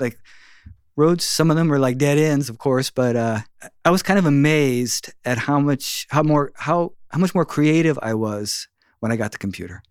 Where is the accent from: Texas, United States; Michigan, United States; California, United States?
California, United States; South Bay; I grew up in the South Bay